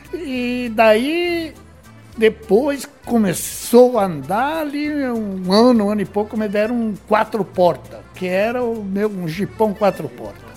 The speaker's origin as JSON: {"language": "Portuguese", "town": "Sarandi", "region": "Rio Grande do Sul", "country": "Brazil", "tie": "born or raised there", "also_born_or_lived": "Dois Vizinhos, Paraná", "moved": "as an adult", "lives_now": "Salto do Lontra, Brazil", "said": "Eu nasci em Sarandi, Rio Grande do Sul."}